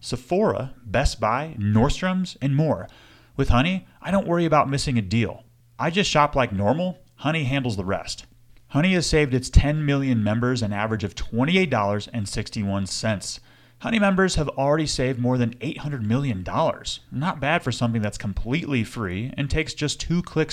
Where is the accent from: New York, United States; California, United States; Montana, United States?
Montana, United States; Bozeman; beautiful Bozeman, Montana, my hometown